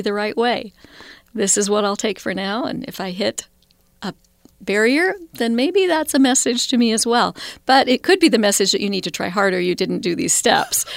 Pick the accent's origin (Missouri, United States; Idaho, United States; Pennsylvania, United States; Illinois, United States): Idaho, United States; Idaho Falls; now in Salt Lake City, United States; Growing up in Idaho Falls was a wonderful, small, thirty-five thousand people